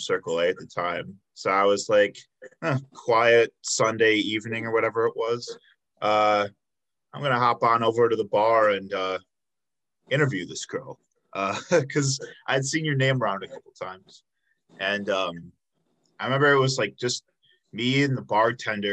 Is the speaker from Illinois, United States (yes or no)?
yes; south suburbs of Chicago, Illinois, United States; moved away as an adult; now in Milwaukee, United States; I grew up in the south suburbs of Chicago